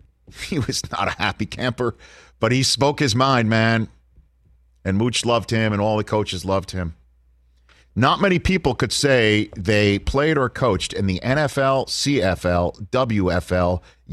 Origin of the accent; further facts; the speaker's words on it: New York, United States; I get so emotional when I talk about this, being a New Yorker.